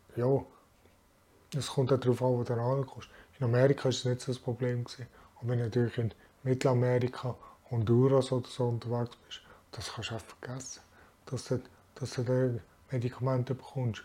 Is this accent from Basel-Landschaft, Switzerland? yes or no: yes; Frenkendorf, Basel-Landschaft, Switzerland; also born or lived in Bern; ich wohne in Frankendorf, bin hier zur Schule gegangen und habe hier meine Lehre gemacht und ja, bin eigentlich aufgewachsen hier